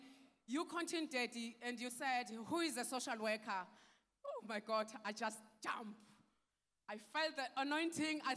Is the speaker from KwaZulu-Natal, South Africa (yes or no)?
yes; Nkandla, KwaZulu-Natal, South Africa; I'm coming from South Africa, an area called Nkandla